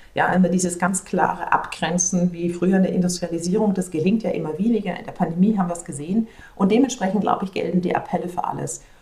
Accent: Germany; moved away as an adult

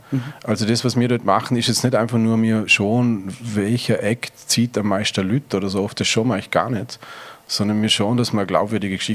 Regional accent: Lochau, Vorarlberg, Austria; Erstens mal aufgewachsen am Bodensee, Lochau.

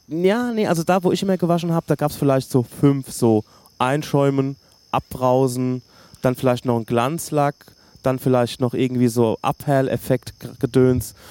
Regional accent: Hösbach, Bavaria, Germany; ich komme aus Hösbach

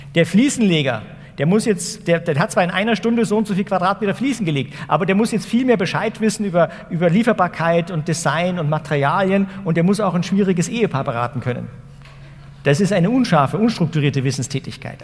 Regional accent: Ingolstadt, Bavaria, Germany; also born or lived in Wuppertal; Also ich bin hier um die Ecke geboren in Wuppertal und mein Vater ist dann nach Ingolstadt gezogen, Anfang der 70er Jahre

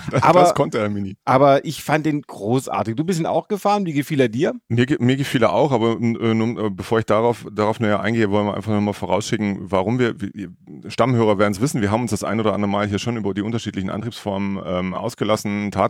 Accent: Baden-Württemberg, Germany; bin allerdings groß geworden nahe Franken, wenn man so will, im Neckar-Odenwald-Kreis, kurz bevor sich Baden-Württemberg in zur einen Seite Richtung Franken auflöst

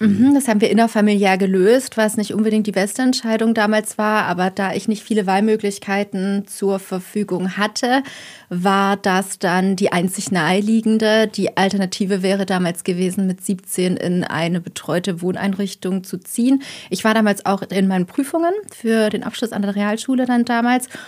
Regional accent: Heilbronn, Baden-Württemberg, Germany; moved away; also born or lived in Rhineland; komme gebürtig aus Heilbronn, habe bis heute immer noch eine Verbindung zu meiner Heimatstadt

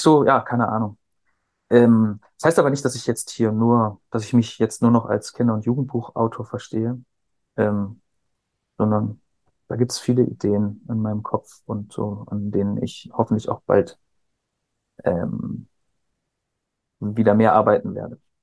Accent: Cuxhaven, Lower Saxony, Germany; also born or lived in near Hamburg; ich bin bei Hamburg geboren, dann in Cuxhaven groß geworden, zur Schule gegangen

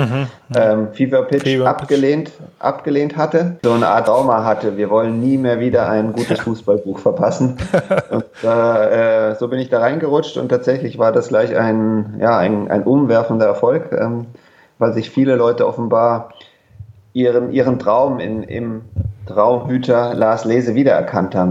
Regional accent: Frankfurt, Hesse, Germany; moved away as an adult; also born or lived in Munich / England; das habe ich gemacht beim Höchster Kreisblatt, die ist die Zeitung bei uns in Frankfurt, im, im Westen von Frankfurt

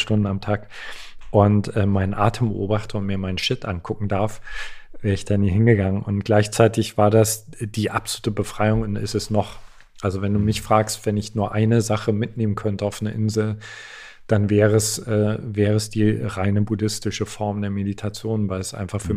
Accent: East Germany, Germany; Ich komme aus, komme aus Ostdeutschland.

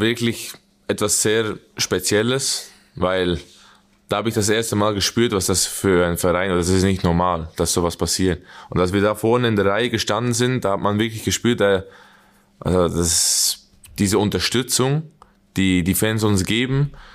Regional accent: Switzerland; accent: Swiss German; moved away as an adult; now in Gelsenkirchen, Germany; wir reden ab und zu zusammen Schweizerdeutsch

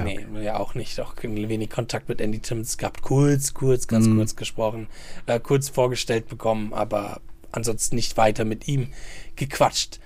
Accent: Germany; Wir Deutschen

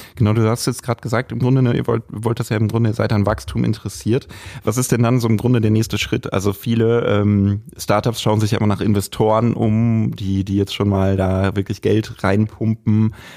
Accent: Lippstadt, North Rhine-Westphalia, Germany; moved away; ich bin äh, gebürtiger Lippstädter

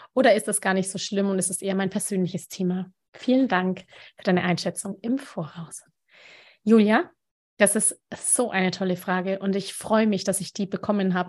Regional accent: Nuremberg, Bavaria, Germany; Ich bin ja auch aus Nürnberg

